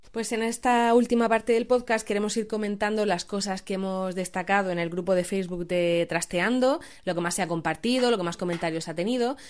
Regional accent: Region of Murcia, Spain; varias somos de Murcia

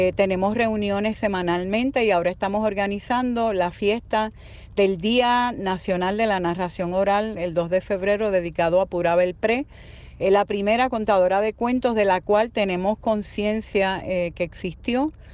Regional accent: Puerto Rico; Saludos desde Puerto Rico

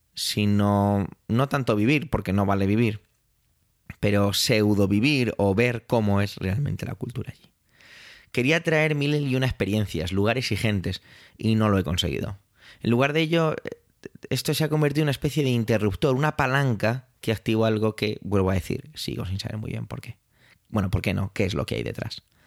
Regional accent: Spain; Yo como español

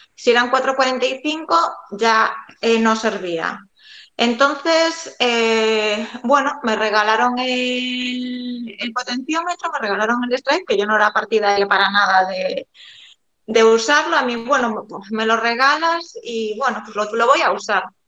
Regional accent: A Coruña, Galicia, Spain; soy de, de La Coruña

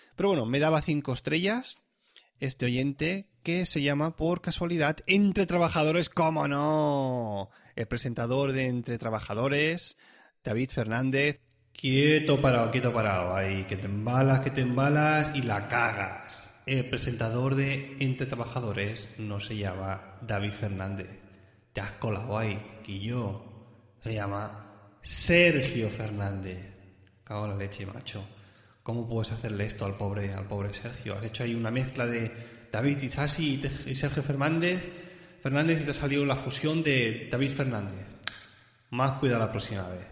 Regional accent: Catalonia, Spain; now in Switzerland; yo ya, ya nací en Cataluña

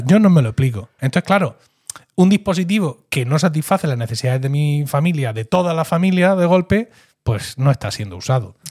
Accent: Blanca, Region of Murcia, Spain; soy lo que se conoce en mi pueblo, Blanca, como un gastador

